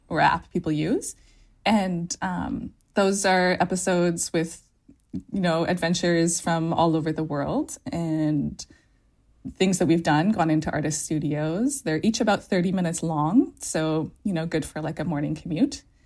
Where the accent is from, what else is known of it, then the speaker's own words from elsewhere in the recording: Canada; also born or lived in California / Sweden; now in Norway; I'm Canadian and my family is Swedish, and so living in California was, I was kind of always a foreigner there